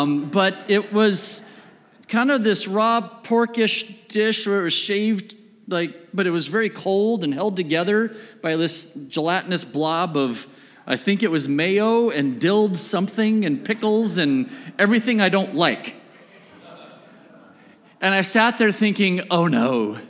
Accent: United States; I am an American meat eater.

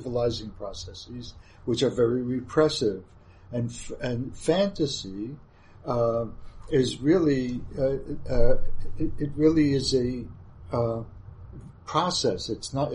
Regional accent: New York, United States; also born or lived in Munich, Germany; as a New Yorker, I only wanted to teach in New York and live in New York

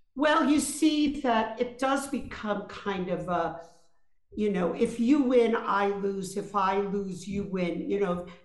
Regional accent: New York City, New York, United States; I grew up in Brooklyn, New York, in a very rough, rough neighborhood called East New York.

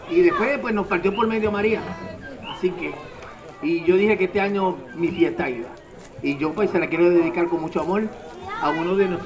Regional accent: Puerto Rico; como buen puertorriqueño

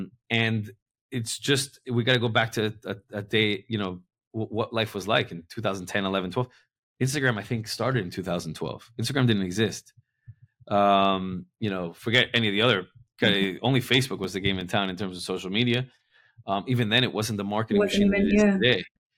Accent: Miami, Florida, United States; moved away; also born or lived in New York; I'm from Miami, but I've lived in New York a bunch

